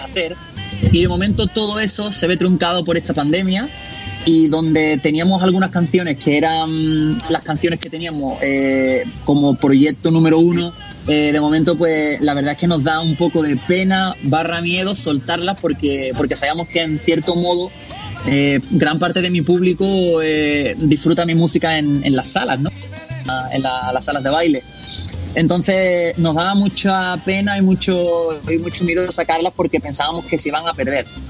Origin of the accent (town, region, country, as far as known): Seville, Andalusia, Spain